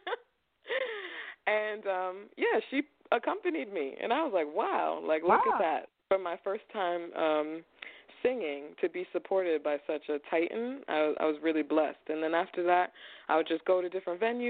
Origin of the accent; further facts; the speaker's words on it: Long Island, New York, United States; moved away as an adult; also born or lived in Brooklyn, New York / New Jersey / Harlem, New York; I grew up in Long Island, and I made the move from Long Island to Jersey